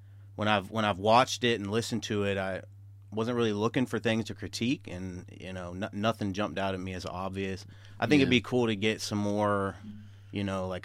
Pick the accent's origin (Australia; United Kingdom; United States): United States; Lake City, Florida; also born or lived in Germany; I'm from Lake City, Florida.